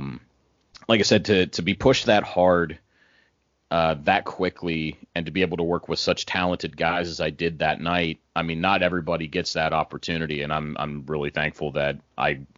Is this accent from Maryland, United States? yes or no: no; near Newville, Pennsylvania, United States; Newville was as close to my hometown as you can get